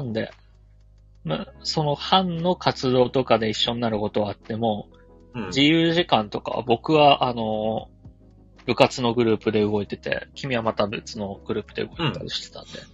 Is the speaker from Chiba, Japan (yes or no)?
yes; Urayasu, Chiba, Japan; 僕は、えー、千葉県浦安市出 身なんで